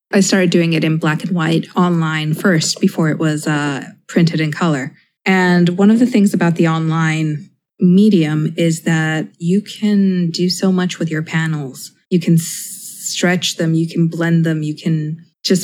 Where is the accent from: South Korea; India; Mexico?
Mexico; moved away as an adult; now in United States; growing up in Mexico